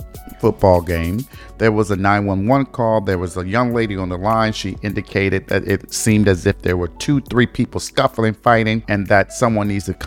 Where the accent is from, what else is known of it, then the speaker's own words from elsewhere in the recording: Detroit, Michigan, United States; Michigan, which is my home state, from Detroit 313